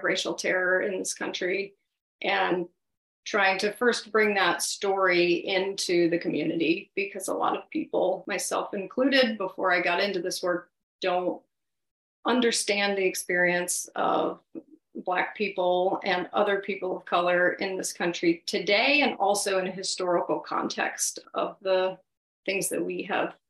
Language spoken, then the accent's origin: English; Blacksburg, Virginia, United States; growing up in Blacksburg